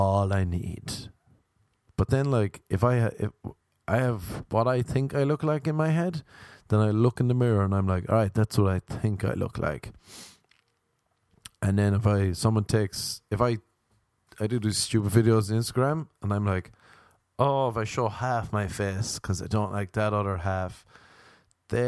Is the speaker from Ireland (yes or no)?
yes; Ireland; I'm Irish